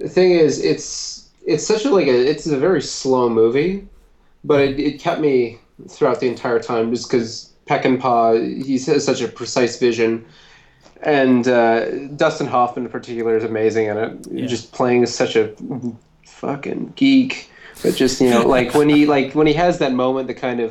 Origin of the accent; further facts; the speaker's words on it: Winnipeg, Manitoba, Canada; Winnipeg, my hometown